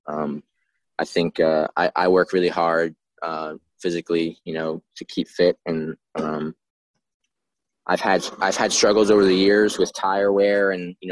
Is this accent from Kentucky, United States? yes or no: no; New York City, New York, United States; moved away as an adult; now in Orange County, New York, United States; I grew up in Queens in New York City. And we moved about 5 years ago